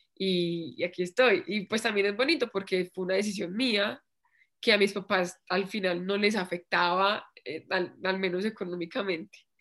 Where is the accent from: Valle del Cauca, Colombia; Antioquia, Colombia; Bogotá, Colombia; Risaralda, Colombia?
Risaralda, Colombia; Pereira; moved away as an adult; also born or lived in Bogotá; now in Medellín, Colombia; yo me fui de Pereira a vivir acá a Bogotá un año y después me fui para Medellín